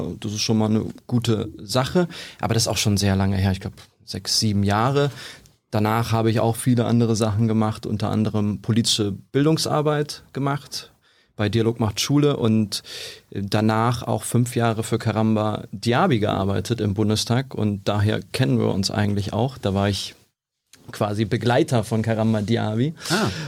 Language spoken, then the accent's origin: German; Krefeld, North Rhine-Westphalia, Germany; moved away; wir kommen beide aus NRW ursprünglich. Ich komme aus Krefeld